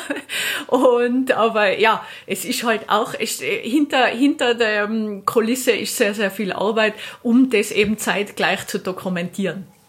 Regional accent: Austria; ich bin jetzt hier in Italien als Österreicherin

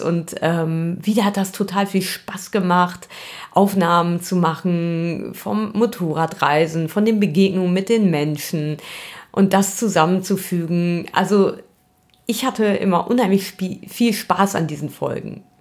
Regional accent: Germany; wir als Deutsche

